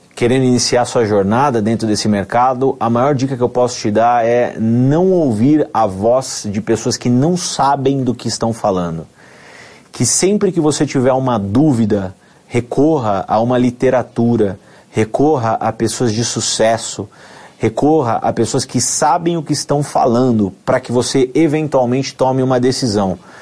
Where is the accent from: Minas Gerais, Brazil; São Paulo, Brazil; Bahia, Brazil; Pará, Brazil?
São Paulo, Brazil; Amparo; also born or lived in Campinas; sou nascido em Campinas, né? passei toda a minha infância, adolescência em Amparo